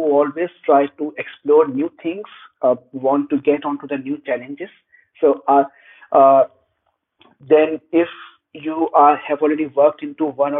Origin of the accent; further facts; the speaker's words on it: Pakistan; moved away; I'm originally from Pakistan